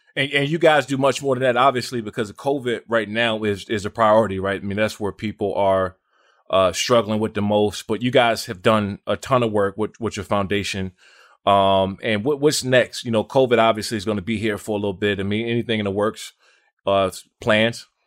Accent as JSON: {"language": "English", "area": "Washington D.C. area", "region": "Maryland", "country": "United States", "tie": "born or raised there", "said": "I grew up in Maryland, Washington D.C. area"}